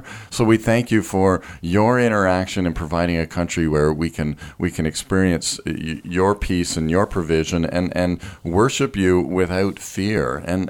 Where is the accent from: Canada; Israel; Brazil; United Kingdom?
Canada; being Canadian, we experience so many blessings